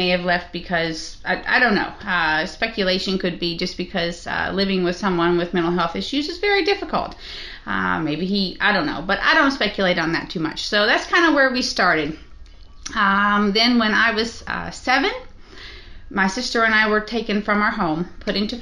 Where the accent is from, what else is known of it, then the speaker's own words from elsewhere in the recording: Kentucky, United States; I'm from Kentucky